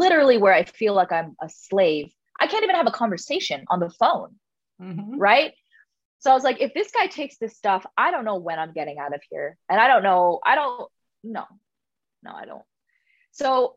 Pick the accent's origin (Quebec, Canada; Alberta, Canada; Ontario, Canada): Ontario, Canada; Toronto; moved away; I'm from Toronto. I'm from Scarborough. Like I'm from the hood.